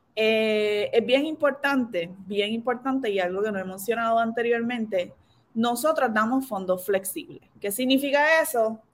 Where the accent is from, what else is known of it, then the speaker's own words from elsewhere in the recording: San Lorenzo, Puerto Rico; moved away as an adult; yo soy de San Lorenzo